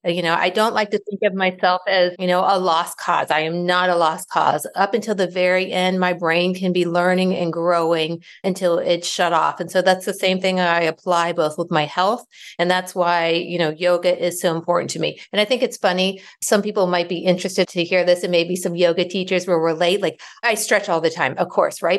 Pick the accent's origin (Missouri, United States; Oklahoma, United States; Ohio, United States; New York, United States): Ohio, United States; now in Raleigh, United States; I live in Raleigh, North Carolina, but I was born and raised in Ohio.